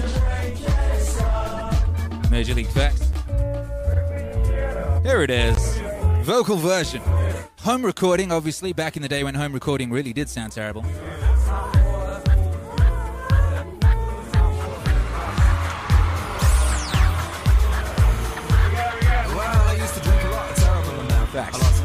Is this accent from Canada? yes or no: no; United Kingdom; I'm British